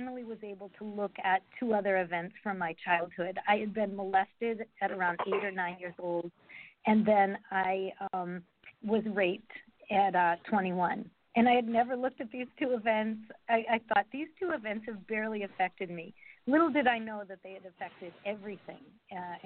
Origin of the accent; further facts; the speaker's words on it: Massachusetts, United States; now in Georgia, United States; I'm from Massachusetts in a small town, and there was not much diversity